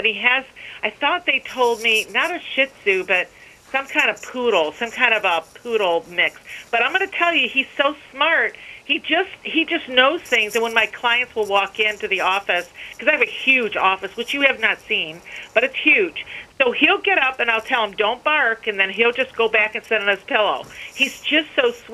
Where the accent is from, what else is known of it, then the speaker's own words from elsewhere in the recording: United States; I'm an American. I may be an Arab, but I am a strong American.